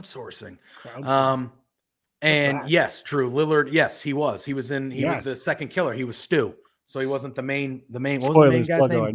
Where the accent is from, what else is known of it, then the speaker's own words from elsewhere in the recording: Massachusetts, United States; I am from Massachusetts. I live 40 minutes away from Salem, Mass.